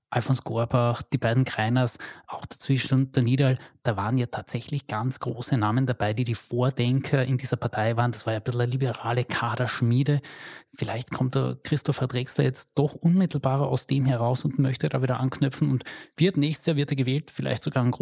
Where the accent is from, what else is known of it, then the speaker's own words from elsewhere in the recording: Carinthia, Austria; bei uns in Kärnten.